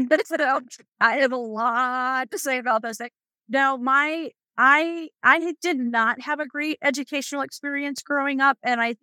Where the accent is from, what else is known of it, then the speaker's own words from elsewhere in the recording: Arizona, United States; also born or lived in Chicago; I was born in Chicago. So I definitely claim Chicago as partial, you know, my partial home, and lived most of my life in Arizona.